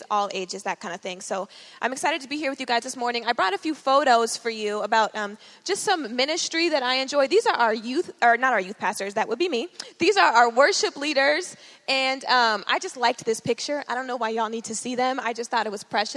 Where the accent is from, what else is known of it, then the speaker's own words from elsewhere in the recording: Georgia, United States; moved away as an adult; also born or lived in Minneapolis, Minnesota; I was born in Minneapolis, but I grew up in Georgia